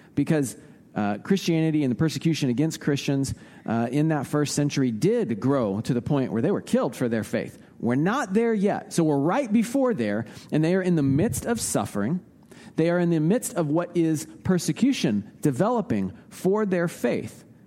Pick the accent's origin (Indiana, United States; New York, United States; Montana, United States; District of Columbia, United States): Indiana, United States; Indianapolis; I grew up in Indianapolis. Um, home for me is Naptown